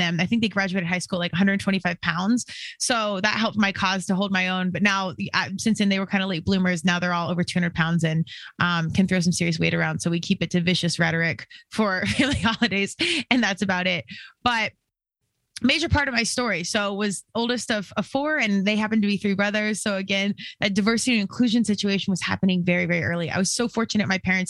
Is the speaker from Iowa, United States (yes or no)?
no; Colorado, United States; born out here in Colorado, born and raised. I'm definitely a Colorado kid at heart